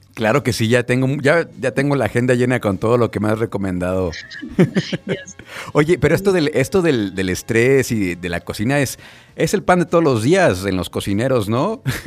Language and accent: Spanish; Irapuato, Guanajuato, Mexico; moved away; yo soy de Irapuato y cada fin de semana voy por Irapuato